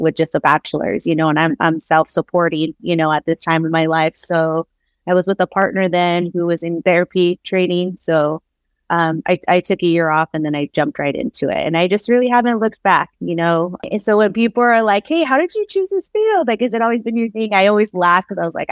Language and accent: English; Oxnard, California, United States; born and raised in Southern California. I'm from a little town. I don't even say little. It doesn't feel like it's little to me, but a smaller city, Oxnard, California, coastal city in Ventura County